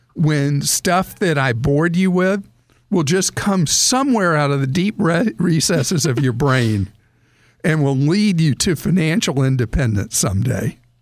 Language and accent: English; the South, United States; I grew up in the South, I still live in the South